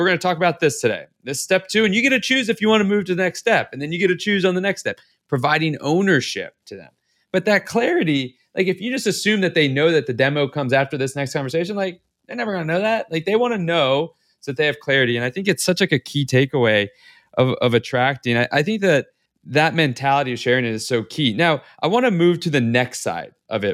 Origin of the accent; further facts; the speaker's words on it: the South, United States; I'm from the South